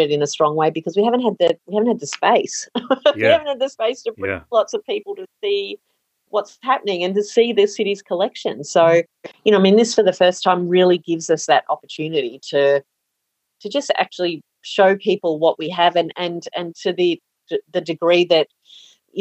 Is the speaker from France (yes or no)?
no; Gold Coast, Queensland, Australia; I'm from the Gold Coast many, many years ago